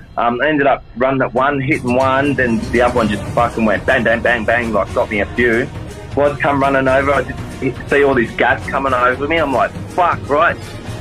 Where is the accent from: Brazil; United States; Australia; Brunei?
Australia; Sydney, New South Wales; I grew up in, I was born in Villawood in Sydney's West. I moved to Guildford, went to primary school in Guildford, high school in Maryland, Pendle Hill, Canley Vale.